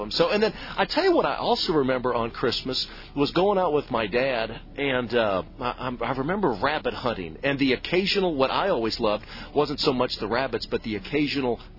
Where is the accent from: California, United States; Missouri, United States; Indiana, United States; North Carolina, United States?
Missouri, United States; St. Louis; growing up in the Midwest in the St. Louis area